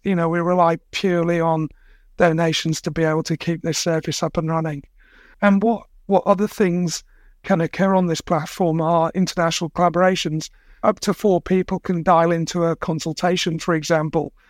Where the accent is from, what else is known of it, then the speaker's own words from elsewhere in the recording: England, United Kingdom; now in Australia; I was born and brought up in England